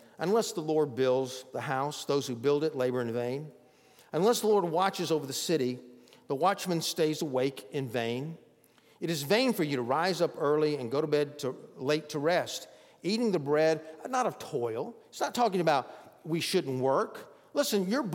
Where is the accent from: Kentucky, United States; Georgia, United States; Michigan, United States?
Georgia, United States; Bogart; I remember growing up near Athens, Georgia, in a little town called Bogart. I went to Bogart Elementary in my early days.